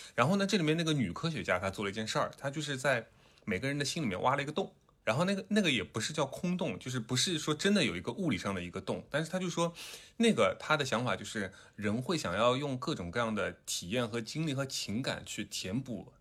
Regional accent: southern China, China; accent: southern; 有很多的听众嘲笑我的南方口音

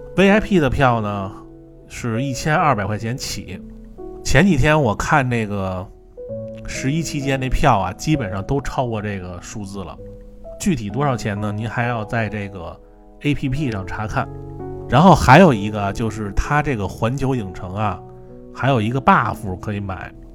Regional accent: Beijing, China; 我是北京的

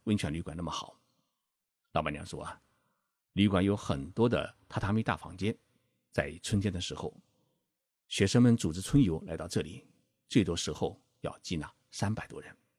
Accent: Zhejiang, China; 我就是浙江人

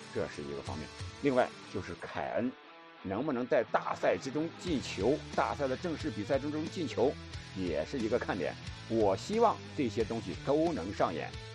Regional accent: China; 我们中国人

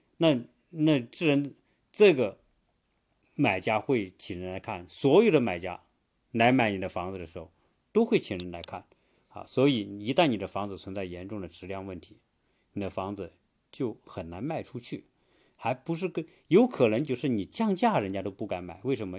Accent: China; now in United States; 我作为中国人

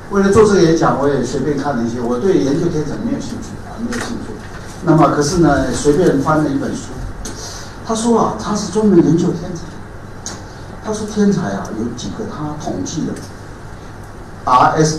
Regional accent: Taiwan; 我们因为都当过兵，在台湾所有人全部都要当兵

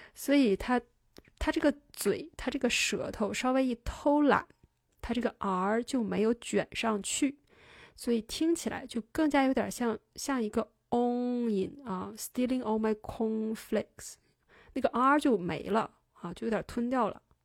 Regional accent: China; 我们中国人

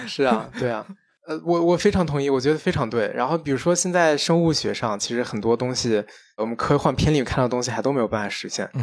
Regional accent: China; 我们中国人

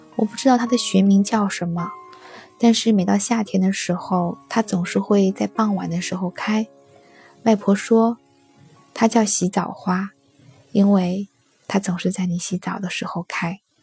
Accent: on the Yangtze River, southern China, China; 我是南方人 我的家乡就在长江边上

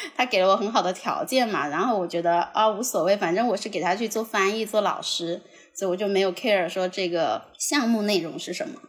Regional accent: Shantou, Guangdong, China; now in Shenzhen, China; 因为我老家就是汕头的，然后我现在在深圳

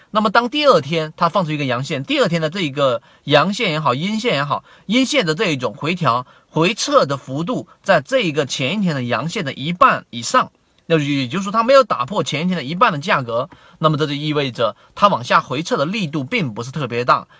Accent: China; 我们中国人

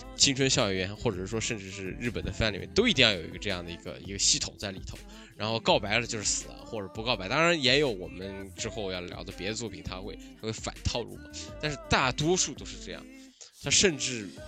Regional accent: China; 在一个我们是中国的高中

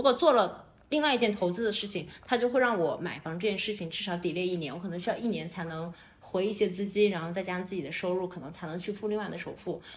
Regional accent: Qingdao, Shandong, China; moved away as an adult; also born or lived in Beijing; 我作为一个青岛人，我回去以后我什么都有，我是过得一定很舒服的

